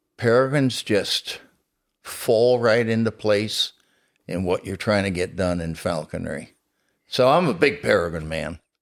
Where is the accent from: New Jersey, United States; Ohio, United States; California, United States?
New Jersey, United States; also born or lived in Florida; now in Pennsylvania, United States; I was born in New Jersey